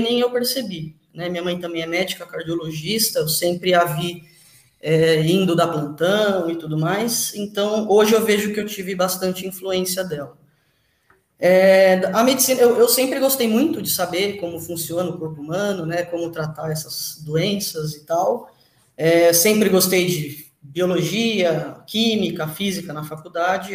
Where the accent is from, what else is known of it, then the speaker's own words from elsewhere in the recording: São Paulo, Brazil; Eu sou de São Paulo e moro em São Paulo e trabalho em São Paulo